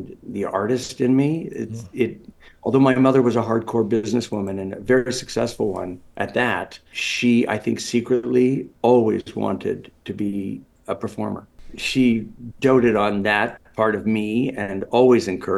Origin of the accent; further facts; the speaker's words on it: Toronto, Ontario, Canada; moved away as an adult; also born or lived in Los Angeles / New York City; I was born in Toronto. And as I mentioned, lived here till at 23, I moved out to Los Angeles, California.